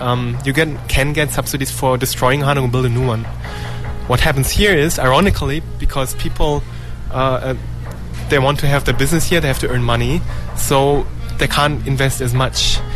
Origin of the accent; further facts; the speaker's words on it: Germany; now in South Korea; my home country, Germany and Korea